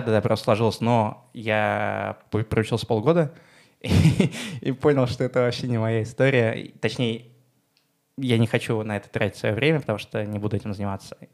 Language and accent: Russian; Moscow, Russia; Я из Москвы. Э, мы сейчас записываем с тобой подкаст в том доме, в котором я рос